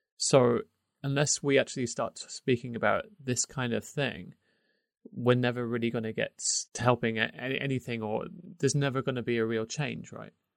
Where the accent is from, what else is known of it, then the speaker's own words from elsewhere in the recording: United Kingdom; moved away; obviously I'm British, but I'm outside of, I don't live in the U K anymore